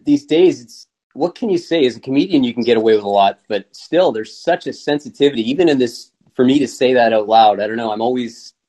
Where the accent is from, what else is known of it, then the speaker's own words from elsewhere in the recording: Canada; I'm a Canadian